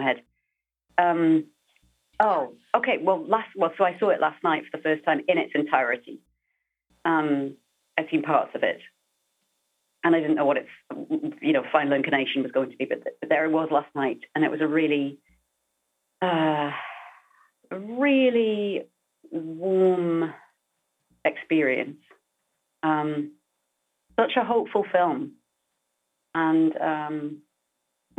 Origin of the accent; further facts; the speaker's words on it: United Kingdom; now in United States; being British as being from anywhere that's not the US